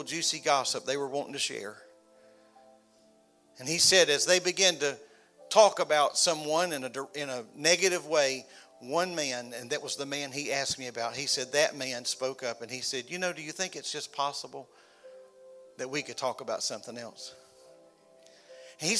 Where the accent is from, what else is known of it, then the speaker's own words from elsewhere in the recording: Florida, United States; I was from Florida